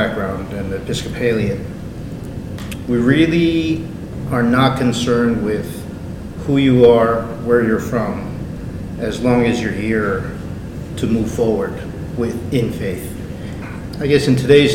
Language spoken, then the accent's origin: English; New York City, New York, United States; I'm born and raised in Queens